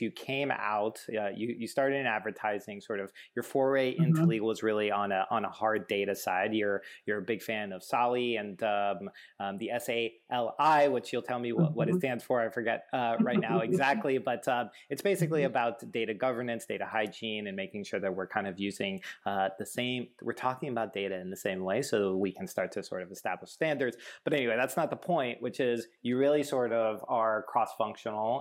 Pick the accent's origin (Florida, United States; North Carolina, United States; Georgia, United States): Florida, United States; Miami; I'm from Miami originally